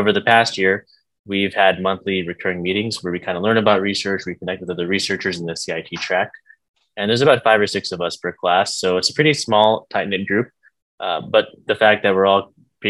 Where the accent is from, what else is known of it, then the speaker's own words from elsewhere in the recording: Dallas, Texas, United States; moved away as an adult; now in New York, United States; I grew up in Dallas, Texas